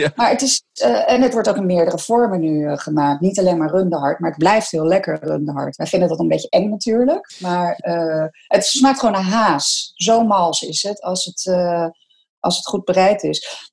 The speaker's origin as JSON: {"language": "Dutch", "country": "Netherlands", "said": "wij zijn als Nederlander"}